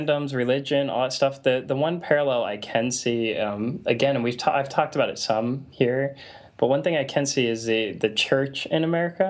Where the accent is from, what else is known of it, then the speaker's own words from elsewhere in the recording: United States; I'm an American